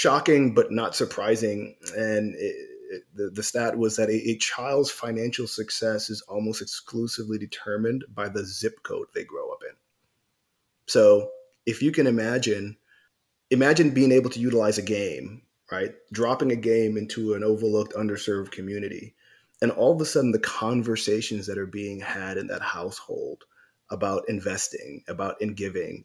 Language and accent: English; New York, United States; I grew up in New York